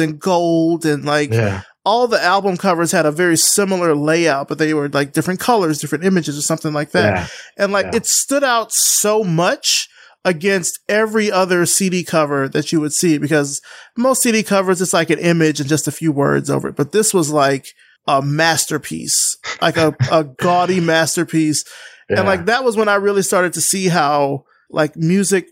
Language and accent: English; Alabama, United States; I'm from Alabama. I'm from like the deep south here in the United States.